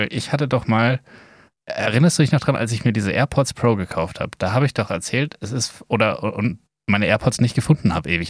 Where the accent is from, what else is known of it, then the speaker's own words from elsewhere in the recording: Bavaria, Germany; accent: Bavarian; ja, das also, hätte ich jetzt auch nicht geglaubt. Ja. Weil normalerweise glaube ich, ja, dass unser bayerisch eigentlich so ziemlich genau das Richtige ist.